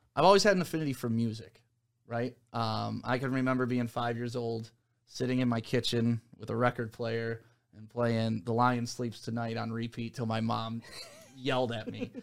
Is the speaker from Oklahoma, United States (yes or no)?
no; Novi, Michigan, United States; also born or lived in Detroit, Michigan; I grew up in the Novi, West Bloomfield area